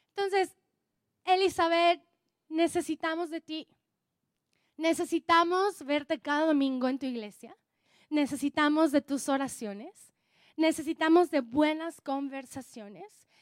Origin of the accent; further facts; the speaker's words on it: Oaxaca, Mexico; Soy oaxaqueña, soy oaxaqueña